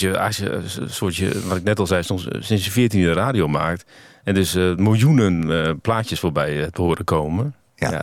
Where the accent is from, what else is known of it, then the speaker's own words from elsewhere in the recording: Groningen, Netherlands; moved away; ik kom uit Groningen oorspronkelijk